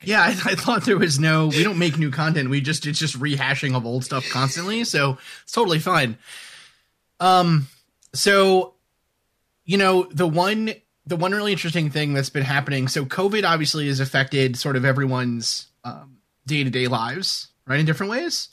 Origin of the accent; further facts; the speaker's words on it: New York City, New York, United States; moved away as an adult; also born or lived in New Hampshire / Little Canada, Minnesota; growing up in New York City